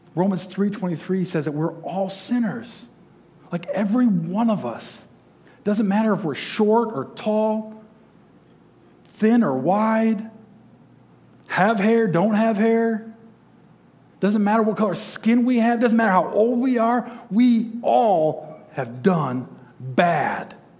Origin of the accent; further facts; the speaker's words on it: Detroit, Michigan, United States; I grew up just outside Detroit